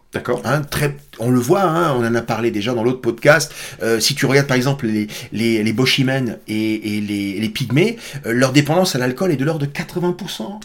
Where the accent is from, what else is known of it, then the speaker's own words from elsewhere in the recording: Alsace, Grand Est, France; je suis Alsacien